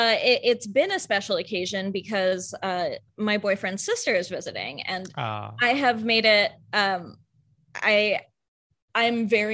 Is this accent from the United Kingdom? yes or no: no; Kentucky, United States; Kentucky. So then the traditional Kentucky food of, biryani and fish curries. but I grew up eating so much like flavorful